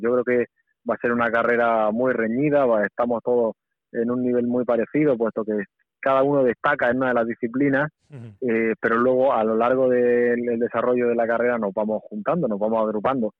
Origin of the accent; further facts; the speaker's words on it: Almería, Andalusia, Spain; moved away; de Almería, pues he mm. tenido la facilidad de, poder irme todo el mes de julio a casa a entrenar allí